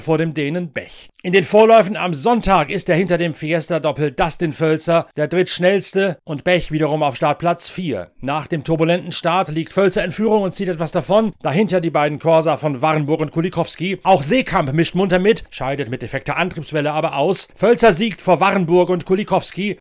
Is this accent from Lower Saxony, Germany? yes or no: yes; East Frisia, Lower Saxony, Germany; meiner Heimat in Ostfriesland